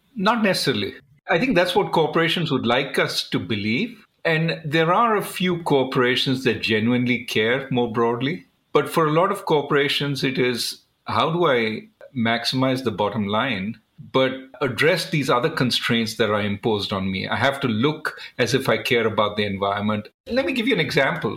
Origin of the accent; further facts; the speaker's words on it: India; growing up in India, we were often sort of trained to economize